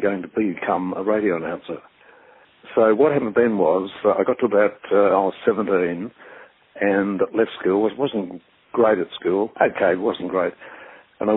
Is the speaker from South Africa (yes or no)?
no; Melbourne, Victoria, Australia; I was brought up in North Bourne, which is a fairly, I think you'd say, upper middle class suburb of Melbourne